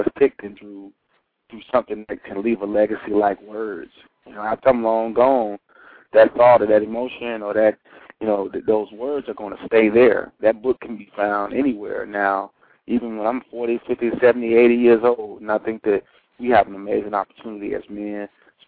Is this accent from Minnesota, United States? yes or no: no; Chicago, Illinois, United States; now in Dallas, United States; I am from Chicago, born and raised